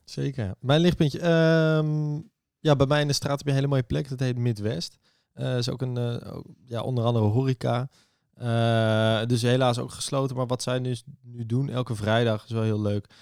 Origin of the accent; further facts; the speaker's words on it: Amsterdam, North Holland, Netherlands; Ik ben geboren en getogen in Amsterdam, 25 jaar.